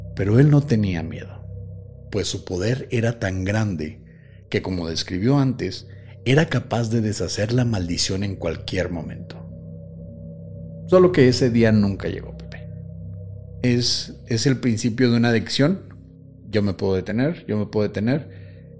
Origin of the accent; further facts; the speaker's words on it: Mexico; somos mexicanos